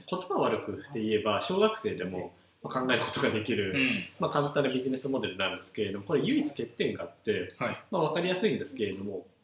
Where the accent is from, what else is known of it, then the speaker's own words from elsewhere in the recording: Okayama, Japan; moved away as an adult; also born or lived in Shimane Prefecture; ずっと岡山にいて大学も岡山で